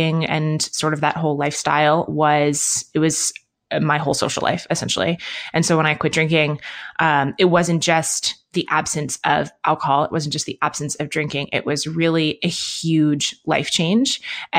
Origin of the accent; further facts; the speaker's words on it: Manhattan, New York, United States; also born or lived in London; now in Bend, United States; I grew up in Manhattan and in London. So I live in Bend, Oregon now, which is smaller than those places and more outdoorsy than those places.